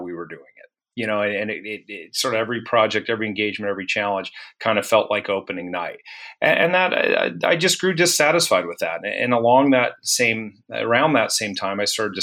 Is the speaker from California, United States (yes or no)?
no; Santa Fe, New Mexico, United States; now in Cincinnati, United States; I grew up, we're based in Cincinnati, but I grew up in Santa Fe, New Mexico, which is kind of an interesting place to be from